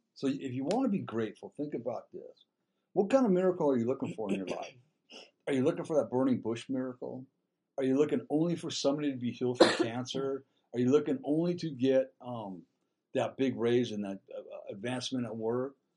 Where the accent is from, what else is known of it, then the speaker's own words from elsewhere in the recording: Dana Point, California, United States; I grew up in Dana Point